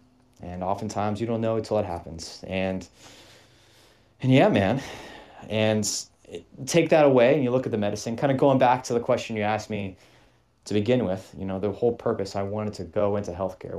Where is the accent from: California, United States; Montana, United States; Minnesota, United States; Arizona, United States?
Arizona, United States; Scottsdale; moved away as an adult; You and I both were, we grew up and we were raised in Arizona, born and raised in Scottsdale, Arizona.